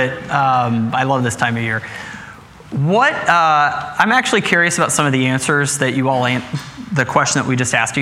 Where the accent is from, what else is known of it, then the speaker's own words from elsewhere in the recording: Midwest, United States; Putting down roots is one of those things that I grew up with in the Midwest